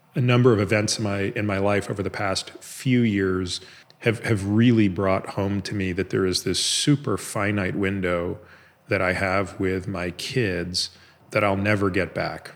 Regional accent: Canada; moved away as an adult; now in United States; I grew up in Canada

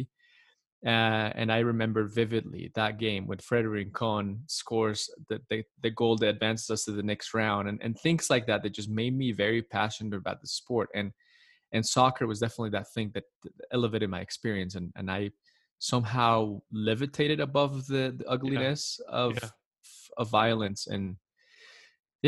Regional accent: Medellin, Antioquia, Colombia; now in United States; I was born and raised in Colombia, Medellin, Colombia, beautiful country

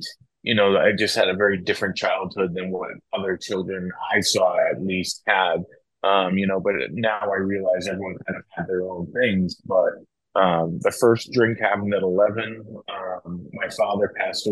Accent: Franklin, Massachusetts, United States; moved away as an adult; also born or lived in Atlanta / Texas; I grew up, born and raised in Franklin, Massachusetts

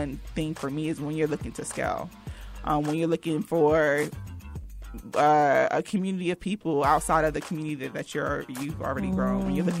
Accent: New Jersey, United States; now in North Carolina, United States; So we talked about like us growing up in New Jersey and then moving to North Carolina

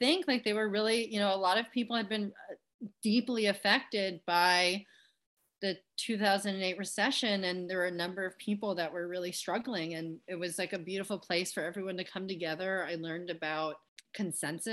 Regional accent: Westchester, New York, United States; moved away as an adult; also born or lived in New Orleans, Louisiana / Maui, Hawaii; So I'm from Westchester. So just outside of the city, outside of Manhattan

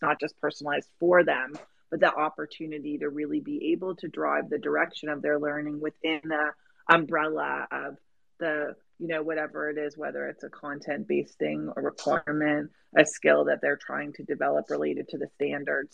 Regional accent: Canada; I'm Canadian

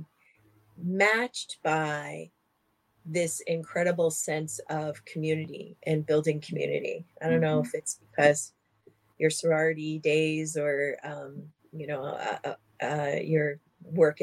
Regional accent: New Jersey, United States; I grew up in New Jersey, a very lower middle class family

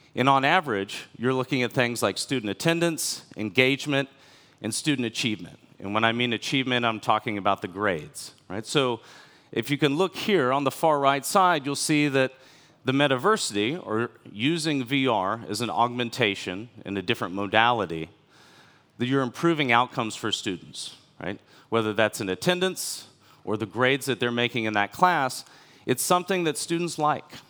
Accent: United States; moved away as an adult; also born or lived in China; I'm from America, the last fifteen years of my professional life were in different cities in China.

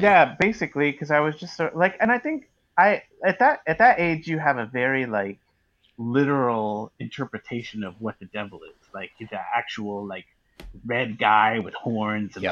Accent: Northern California wine country, United States; I grew up in Northern California, about an hour north of uh, San Francisco, um, in a in a, in a like in the wine country

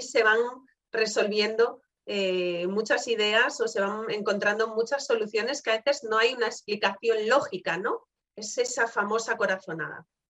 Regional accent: Galicia, Spain; como buena gallega

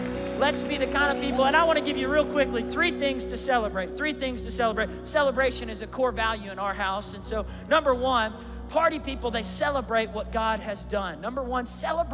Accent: Tulsa, Oklahoma, United States; I grew up in Tulsa.

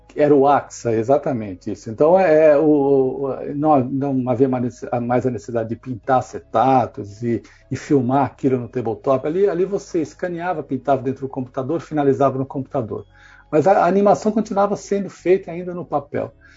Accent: Brazil; moved away as an adult; now in England, United Kingdom; nós brasileiros somos muito rápidos

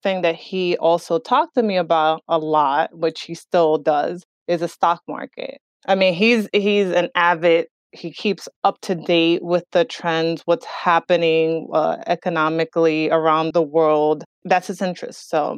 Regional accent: Northern New Jersey, United States; also born or lived in Dominican Republic; we started living in Jersey when I was 9 years old and really raised in New Jersey, in Northern New Jersey

